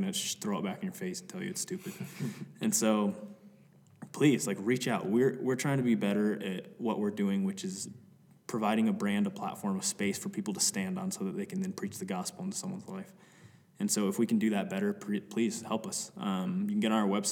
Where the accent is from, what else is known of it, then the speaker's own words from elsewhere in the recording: Cody, Wyoming, United States; We're from Cody, Wyoming, which it's like any direction you go, you can be in a different mountain range.